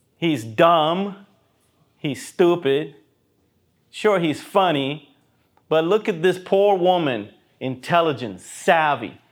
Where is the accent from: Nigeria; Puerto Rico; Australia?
Puerto Rico; Even when I grew up in Puerto Rico